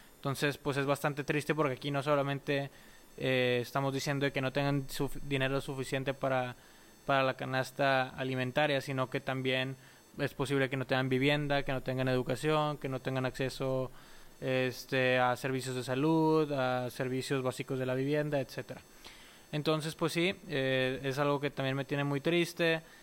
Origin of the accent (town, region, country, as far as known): Mexico